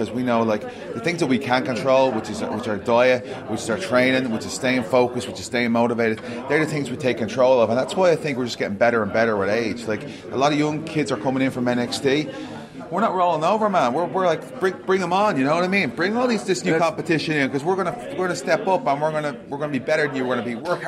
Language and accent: English; Ireland; now in United States; we're come from Europe. You know what I'm saying? Switzerland, Ireland. We've come over here, left everything behind